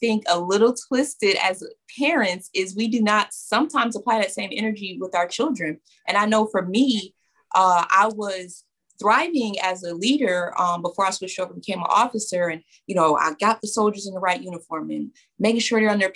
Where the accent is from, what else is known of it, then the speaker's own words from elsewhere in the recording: New York, United States; I'm from New York.